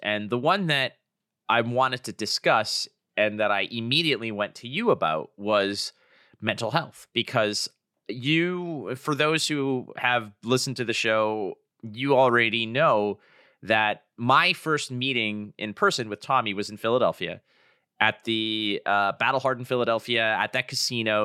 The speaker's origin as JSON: {"language": "English", "town": "Toronto", "region": "Ontario", "country": "Canada", "tie": "born or raised there", "said": "my hometown of Toronto"}